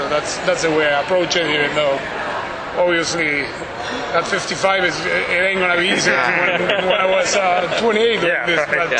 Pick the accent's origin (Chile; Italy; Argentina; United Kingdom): Argentina; I'm from Argentina